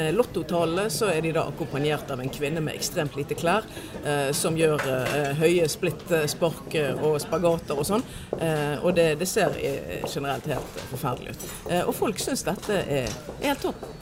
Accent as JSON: {"language": "Norwegian", "country": "Norway", "said": "Vi i Norge oppfatter oss i veldig stor grad som nordmenn."}